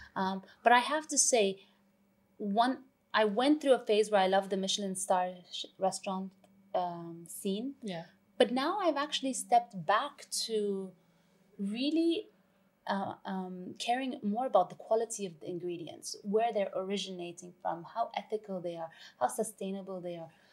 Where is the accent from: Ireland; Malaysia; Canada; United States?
Canada; Vancouver, British Columbia; moved away as an adult; also born or lived in London; now in Dubai, United Arab Emirates; I was born in London. I was raised in Vancouver. I've lived in Dubai for the past 16 years now